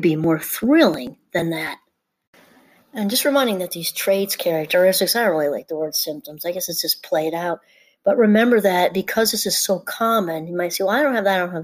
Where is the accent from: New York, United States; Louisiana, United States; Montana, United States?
New York, United States; I grew up in New York, about an hour out of Manhattan